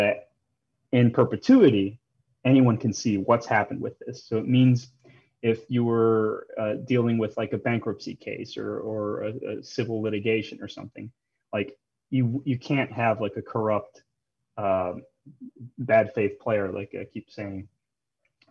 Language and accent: English; Chicago, Illinois, United States; moved away as an adult; also born or lived in Ecuador / Tokyo; I was born and raised in Chicago